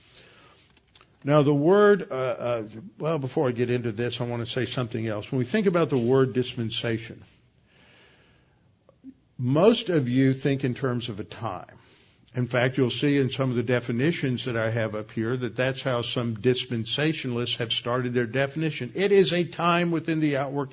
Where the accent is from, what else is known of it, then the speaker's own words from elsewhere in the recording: Houston, Texas, United States; I grew up over in Meyerland, and one of the major topographical features there is Bray's Bayou